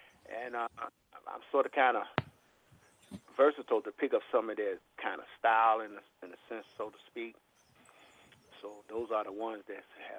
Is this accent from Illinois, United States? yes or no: yes; Chicago, Illinois, United States; I'm from Chicago, Illinois.